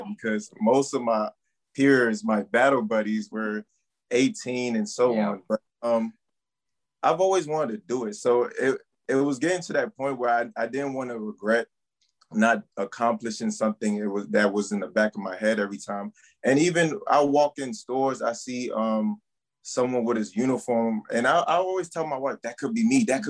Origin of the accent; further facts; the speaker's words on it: Maryland, United States; moved away as an adult; also born or lived in Cameroon; now in Fort Hood, United States; I basically came to Maryland, and from then on got raised in Maryland, elementary, middle, high school